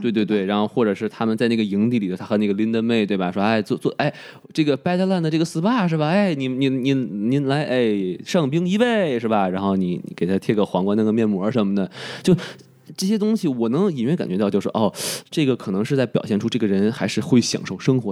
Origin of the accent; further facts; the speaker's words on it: China; 我是生在红旗里，长在红旗下